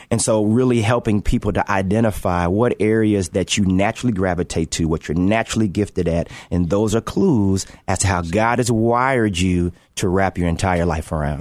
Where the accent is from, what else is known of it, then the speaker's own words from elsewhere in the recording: Chicago, Illinois, United States; grow up in Chicago, uh, uh, play for my hometown team